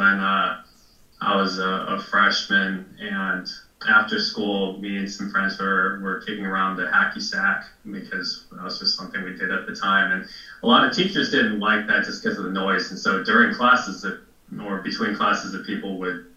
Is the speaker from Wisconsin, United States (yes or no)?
yes; Milwaukee, Wisconsin, United States; I grew up in Milwaukee